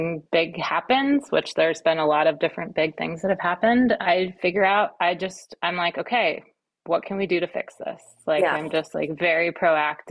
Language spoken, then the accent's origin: English; Kauai, Hawaii, United States; moved away as an adult; also born or lived in Western Massachusetts / East Coast; now in California, United States; I was born on the East Coast in Western Mass. And then when I was in like the third grade, I think, we moved to Hawaii